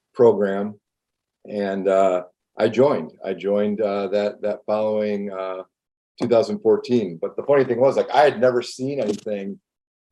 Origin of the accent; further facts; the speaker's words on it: West Michigan, United States; it's a different way to grow up, I think, being Hawaiian and living in Michigan